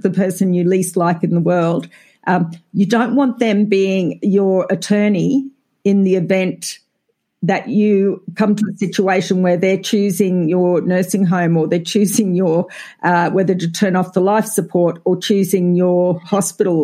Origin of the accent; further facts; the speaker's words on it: Australia; accent: Australian; I think we're fairly identifiable as Australian